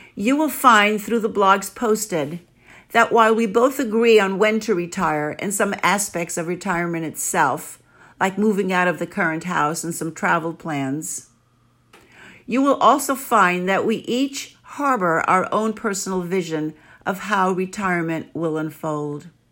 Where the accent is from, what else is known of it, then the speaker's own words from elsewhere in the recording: New York City, New York, United States; accent: New Yorker; first language Greek; English is a second language; also born or lived in Lamia, Greece; I was born in Lamia, smack in the middle of central Greece, and was carried into New York City when I was nine months old